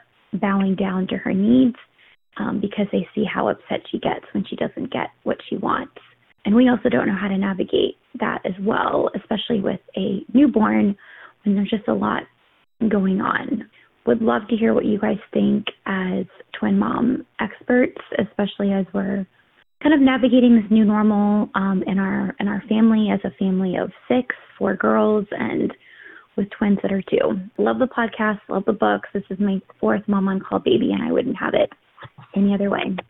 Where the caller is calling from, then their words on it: Dunwoody, Georgia, United States; I'm calling from Dunwoody, Georgia.